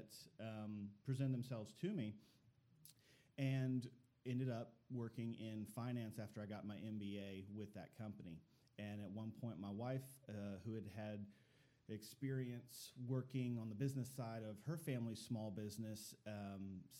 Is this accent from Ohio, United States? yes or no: yes; Northeast Ohio, United States; moved away as an adult; also born or lived in Chattanooga, Tennessee; now in Dalton, United States; I'm actually from Northeast Ohio, grew up on farmland